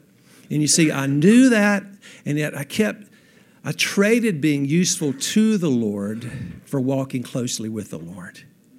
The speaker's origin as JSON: {"language": "English", "town": "Graham", "region": "North Carolina", "country": "United States", "tie": "born or raised there", "said": "How as an 8-year-old young man growing up in Graham, North Carolina"}